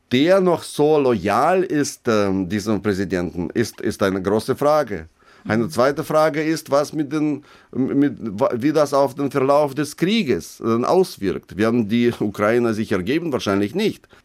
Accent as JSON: {"language": "German", "country": "Russia", "second_language": "German", "lives_now": "Germany", "said": "ich bin gleichzeitig bin ich ein, ein Russe und, und sehe mich in, auch in der Verantwortung, was dort jetzt passiert."}